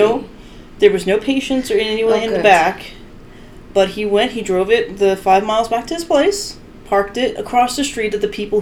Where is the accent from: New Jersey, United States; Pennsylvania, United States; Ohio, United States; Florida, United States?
Florida, United States; moved away as an adult; now in Michigan, United States; I grew up in Florida, I don't tell many people that, but I grew up in Florida.